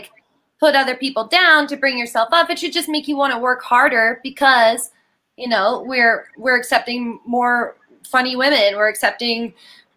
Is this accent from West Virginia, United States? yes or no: yes; West Virginia, United States; moved away; I'm from West Virginia